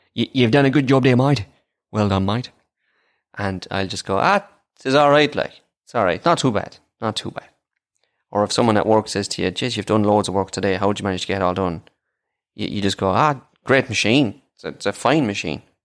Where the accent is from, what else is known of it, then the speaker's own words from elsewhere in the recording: Ireland; accent: Irish; I am